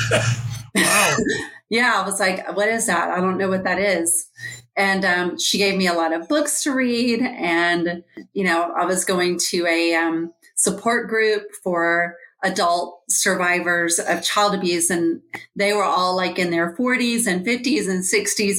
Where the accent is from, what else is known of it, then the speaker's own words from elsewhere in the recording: Georgia, United States; I am from Georgia.